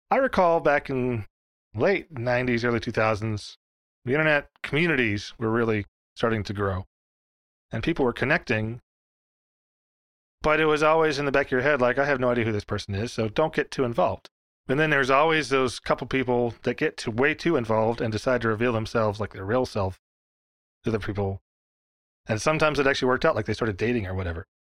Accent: Dallas, Texas, United States; You know, I'm from the Dallas area.

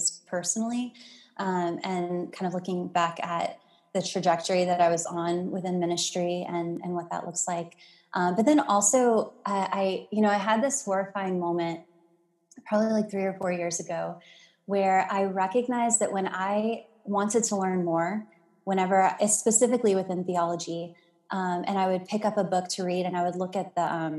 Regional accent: Mississippi, United States; also born or lived in Louisiana; born in Louisiana, grew up in Mississippi

